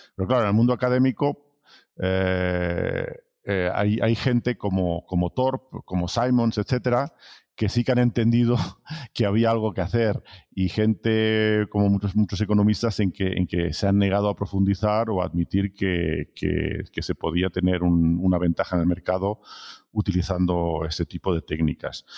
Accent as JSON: {"language": "Spanish", "town": "Barcelona", "region": "Catalonia", "country": "Spain", "also_born_or_lived": "France", "moved": "as an adult", "said": "soy originario de Barcelona, pero he estado trabajando siempre en el extranjero"}